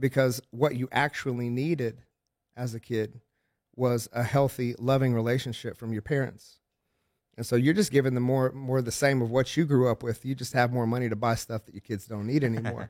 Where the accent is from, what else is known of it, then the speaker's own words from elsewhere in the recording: Oklahoma, United States; I'm from Oklahoma